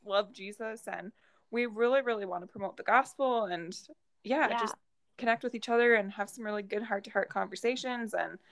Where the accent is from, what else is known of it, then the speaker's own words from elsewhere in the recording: Michigan, United States; I'm from Michigan